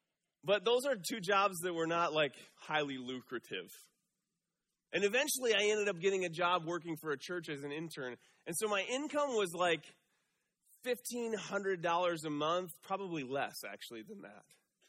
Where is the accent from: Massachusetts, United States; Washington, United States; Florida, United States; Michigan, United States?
Michigan, United States; moved away as an adult; Right out of college, I moved out here from Michigan.